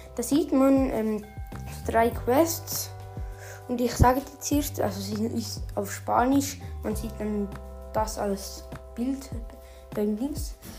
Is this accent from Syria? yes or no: no; Switzerland; bei uns in der Schweiz